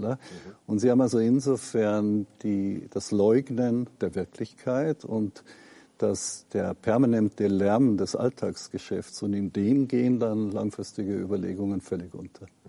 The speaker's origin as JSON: {"language": "German", "region": "Lower Bavaria", "country": "Germany", "tie": "born or raised there", "said": "wo ich aufgewachsen bin, ne, in einer protestantischen kleinen Gemeinde in Niederbayern"}